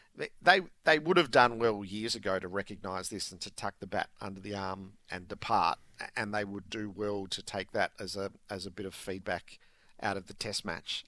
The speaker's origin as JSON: {"language": "English", "country": "Australia", "said": "as an Australian sporting public"}